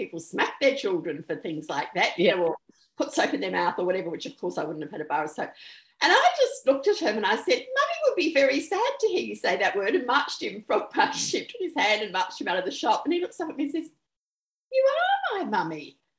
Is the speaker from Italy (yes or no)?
no; New Zealand; moved away; We lived in New Zealand for about 5 years. I'm actually originally from New Zealand, and you may hear that in the accent.